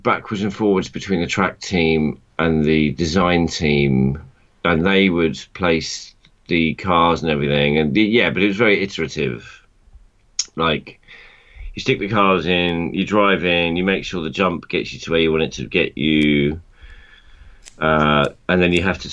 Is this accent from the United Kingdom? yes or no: yes; near Croydon, London, United Kingdom; when we grew up near Croydon